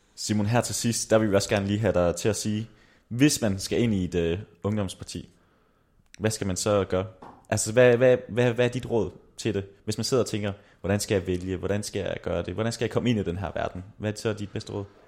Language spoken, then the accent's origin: Danish; Aarhus area, Central Denmark Region, Denmark; Vi kommer jo alle sammen fra Aarhus-området